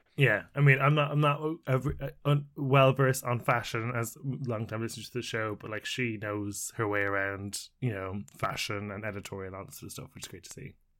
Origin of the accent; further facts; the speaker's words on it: Ireland; as an Irishman